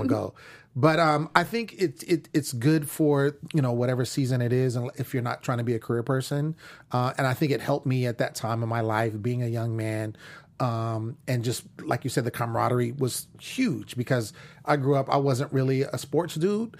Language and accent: English; Northern California, United States; moved away as an adult; now in Los Angeles, United States; I'm from Northern California